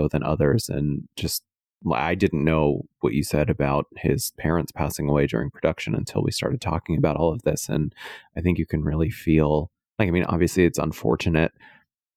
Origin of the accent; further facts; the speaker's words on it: Western Pennsylvania, United States; I'm from Western Pennsylvania